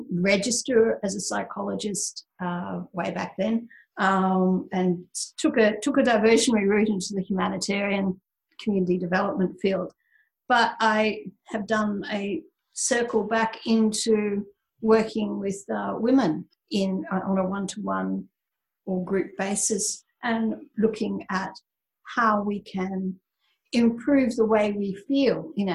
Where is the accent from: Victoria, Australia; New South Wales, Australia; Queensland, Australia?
New South Wales, Australia; Sydney; I am indeed from Sydney, Australia